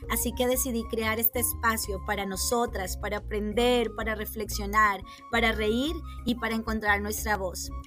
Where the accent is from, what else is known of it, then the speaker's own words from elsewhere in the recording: Colombia; tu anfitriona. Soy colombiana, mamá, profesora, atleta